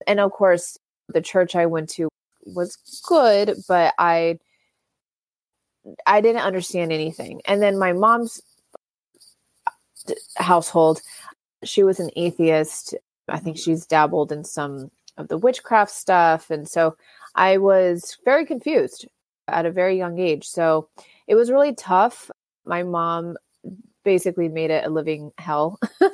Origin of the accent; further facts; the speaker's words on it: Orange County, California, United States; I grew up born and raised in Orange County.